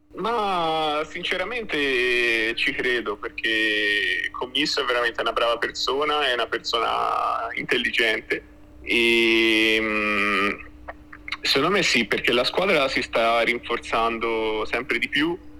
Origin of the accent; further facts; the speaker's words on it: Florence, Tuscany, Italy; essendo fiorentino doc